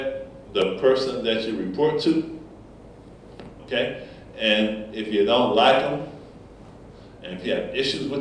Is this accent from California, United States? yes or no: no; Essex County, New Jersey, United States; I grew up in Essex County, New Jersey